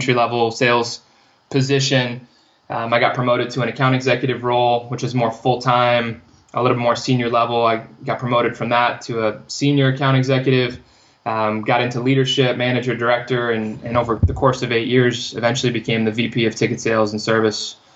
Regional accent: California, United States; moved away as an adult; also born or lived in Arizona; I'm from California. I went to community college after high school.

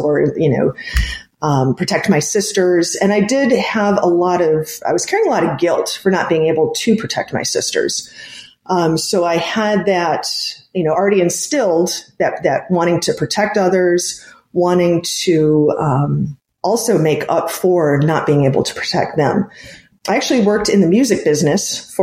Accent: Cleveland, Ohio, United States; I grew up in the Cleveland, Ohio area

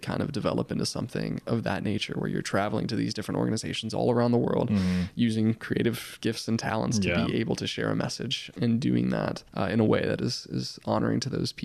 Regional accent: Mississippi, United States; I wouldn't be passionate about the things that I'm passionate about if it weren't for Mississippi

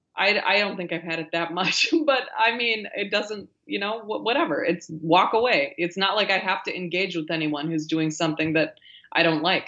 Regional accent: rural Minnesota, United States; now in near New York City, United States; I grew up in Minnesota, rural Minnesota, middle of this country, in a, um, a town of five thousand people

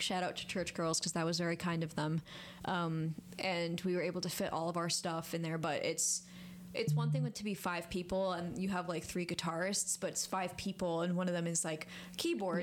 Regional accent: Montrose, New York, United States; moved away as an adult; also born or lived in New Paltz; now in Kingston, United States; from a tiny town called Montrose

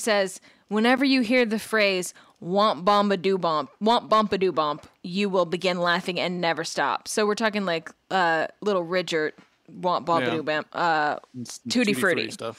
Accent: Louisiana, United States; I'm from Louisiana.

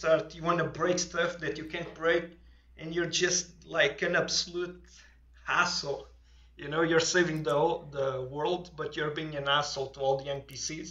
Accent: Portugal; accent: thick accent; English is a second language; moved away; I'm from Portugal

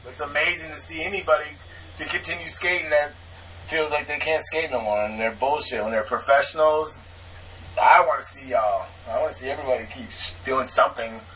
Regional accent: Madison, Wisconsin, United States; moved away; I grew up with him in Wisconsin

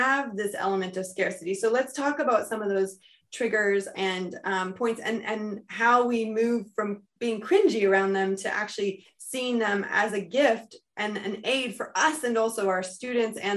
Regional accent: United States; now in United Kingdom; I'm American in the UK

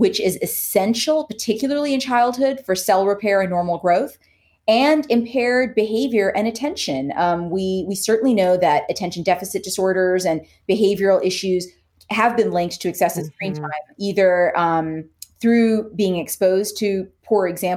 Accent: Canada; now in United States; I'm Canadian. I grew up in Canada.

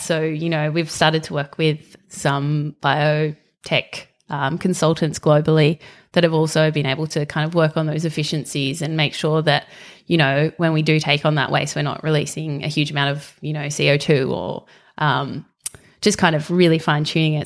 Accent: Western Australia, Australia; moved away; I grew up in Western Australia, um, so spent my early life kind of living next to the bush and then moved to the beach.

